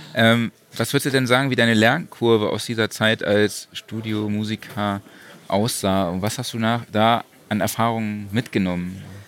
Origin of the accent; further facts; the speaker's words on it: Saarland, Germany; ich komme auch aus dem Saarland